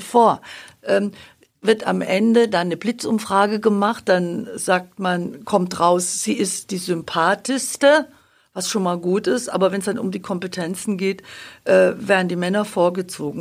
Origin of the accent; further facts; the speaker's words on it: Babenhausen, Bavaria, Germany; moved away as an adult; also born or lived in Augsburg / Munich / Dortmund; ich bin leidenschaftliche Schwäbin seit 97, 98 in Augsburg, aufgewachsen in Babenhausen